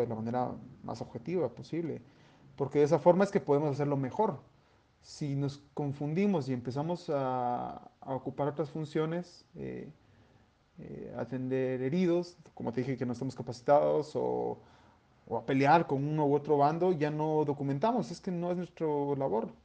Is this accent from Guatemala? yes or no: yes; Guatemala; somos ciudadanos guatemaltecos